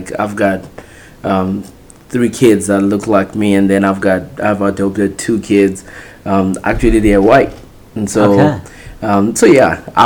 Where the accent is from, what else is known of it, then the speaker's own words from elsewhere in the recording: Zimbabwe; moved away as an adult; also born or lived in Texas; now in United States; grew up in Zimbabwe, got saved there